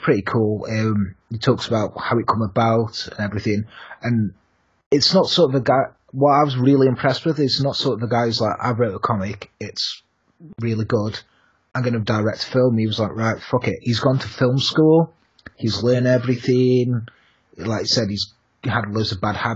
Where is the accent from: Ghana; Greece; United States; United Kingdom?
United Kingdom; we're both British